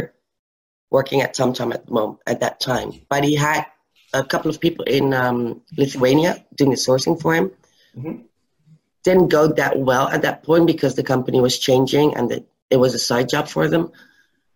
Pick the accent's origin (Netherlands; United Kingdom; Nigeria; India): Netherlands; I started with a biochemical company near my hometown, which helped because I knew all the cities surrounding